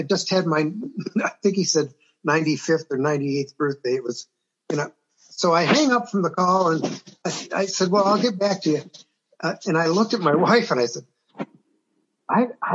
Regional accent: Detroit, Michigan, United States; I'm from Detroit

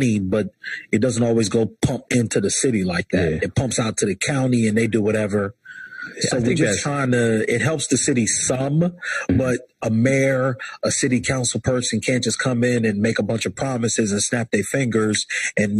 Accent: Chester, Pennsylvania, United States; I'm from Chester, Pennsylvania

